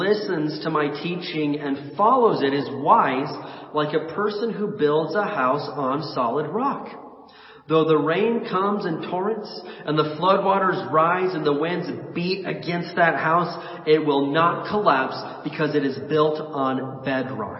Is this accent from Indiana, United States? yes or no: yes; Indiana, United States; I was born and raised in Indiana